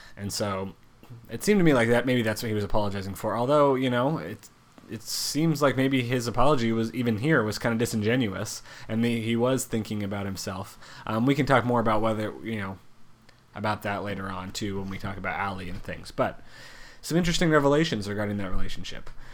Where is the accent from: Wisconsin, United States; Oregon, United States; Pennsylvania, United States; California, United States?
Oregon, United States; in my home state of Oregon